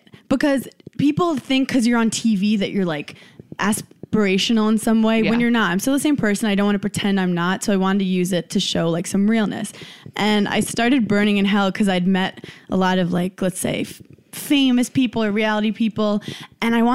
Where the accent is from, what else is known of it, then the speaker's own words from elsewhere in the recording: New York City, New York, United States; now in Queens, United States; I'm from Brooklyn, New York.